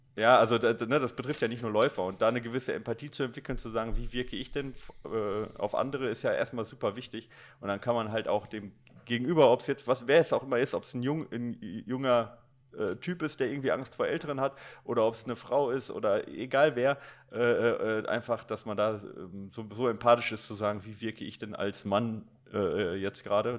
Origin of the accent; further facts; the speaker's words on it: Recklinghausen, North Rhine-Westphalia, Germany; ich bin in Recklinghausen Süd groß geworden